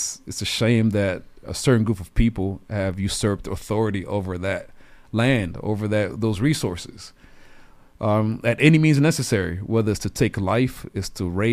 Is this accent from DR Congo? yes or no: yes; DR Congo; I'm originally from the Democratic Republic of Congo. Saw a lot of things growing up